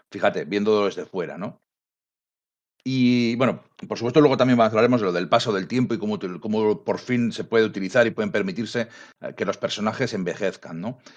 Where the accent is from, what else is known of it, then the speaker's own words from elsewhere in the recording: Bilbao, Basque Country, Spain; yo siempre digo que yo soy de Bilbao, capital del multiverso